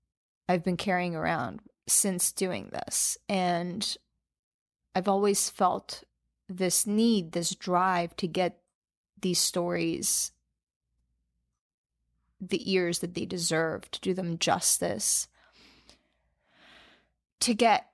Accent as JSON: {"language": "English", "country": "Albania", "tie": "born or raised there", "moved": "yes", "said": "I was born in Albania, and I lived really close to the beach while I was there."}